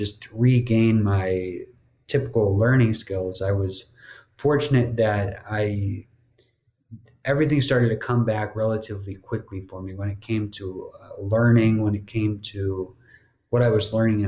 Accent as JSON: {"language": "English", "region": "New Jersey", "country": "United States", "tie": "born or raised there", "also_born_or_lived": "Miami", "moved": "as an adult", "said": "growing up in New Jersey"}